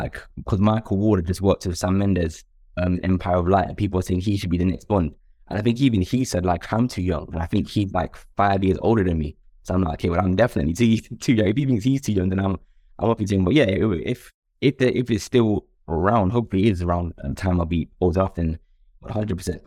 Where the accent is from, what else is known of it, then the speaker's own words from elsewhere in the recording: London, United Kingdom; also born or lived in Stoke Newington; I grew up in, in Upper Clapton, then I also lived in, um, Stonewall in N sixteen